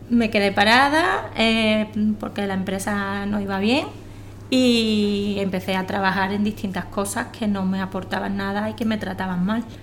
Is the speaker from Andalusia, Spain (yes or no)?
yes; Jerez de la Frontera, Andalusia, Spain; y soy de Jerez de la Frontera.